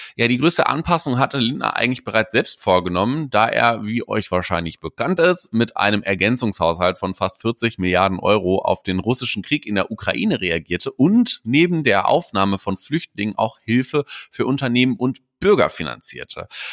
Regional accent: Hamburg, Germany; bei uns in Hamburg

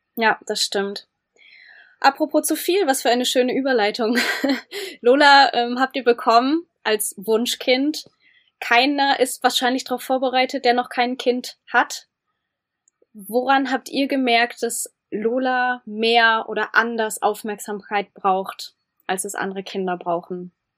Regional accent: Germany; wir als Deutsche

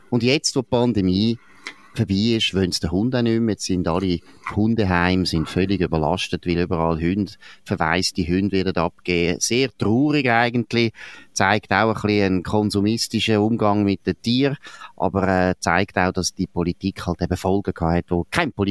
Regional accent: Switzerland; wir Schweizer deswegen nicht so traurig und haben uns diskriminiert gefühlt, dass die Japaner uns das Heidi weggenommen haben.

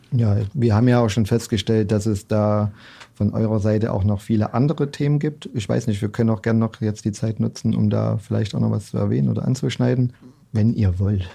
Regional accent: Leipzig, Saxony, Germany; als gebürtiger Leipziger

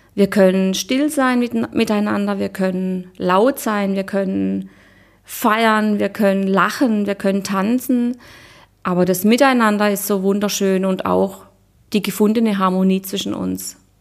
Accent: Black Forest, Baden-Württemberg, Germany; now in Munich, Germany; ich komme ursprünglich aus dem Schwarzwald

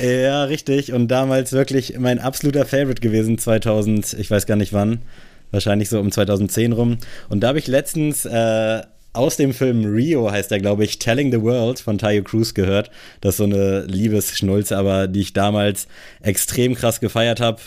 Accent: Buxtehude, Lower Saxony, Germany; bei uns in Buxtehude

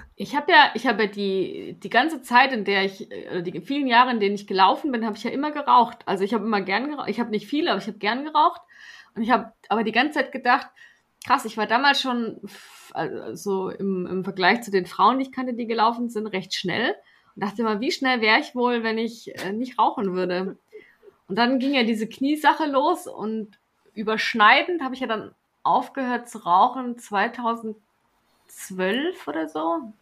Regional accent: Stuttgart, Baden-Württemberg, Germany; als Stuttgarterin war ich ja damals auch auf dem Cannstatter Vasen und, und Bierzelt. Das, das nimmt man ja mit, wenn man dort aufwächst

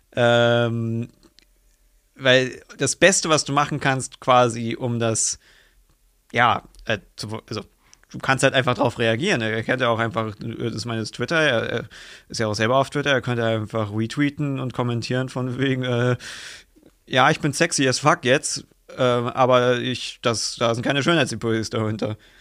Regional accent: Germany; als Deutscher

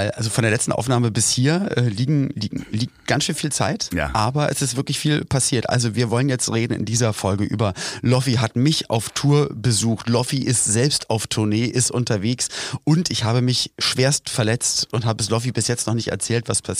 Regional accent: Berlin, Germany; ich bin aufgewachsen in Berlin-Spandau und äh, da ein, ein Teil davon ist Siemensstadt

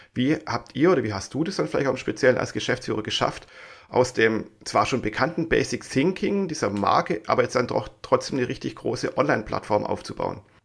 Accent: Swabia, Germany; accent: Swabian; ich bin ja eigentlich Schwabe, wie man immer wieder mal raushört.

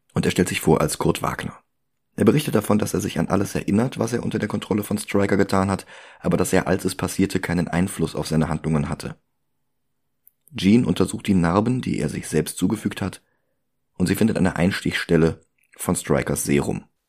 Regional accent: Germany; Ich bin Deutscher

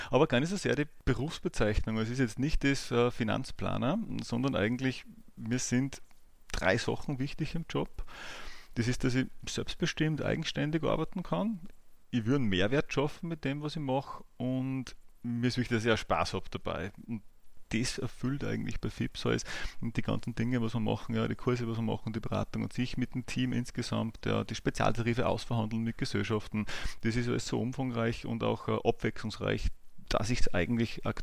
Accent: Ebensee, Upper Austria, Austria; also born or lived in Bad Ischl; now in Linz, Austria; Ich bin geboren in Bad Ischl, bin aufgewachsen in Ebensee im Salzkammergut, bin jetzt aber seit ja, eigentlich über 15 Jahren schon durchgehend in Linz.

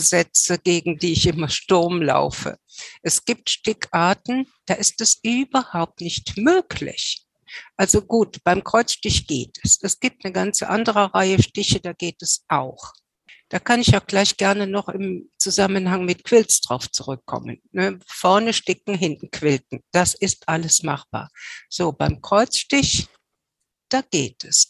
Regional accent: Cologne, North Rhine-Westphalia, Germany; ich als Kölsche

